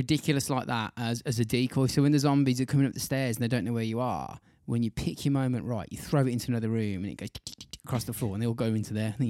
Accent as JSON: {"language": "English", "region": "England", "country": "United Kingdom", "said": "We're from England, not Australia."}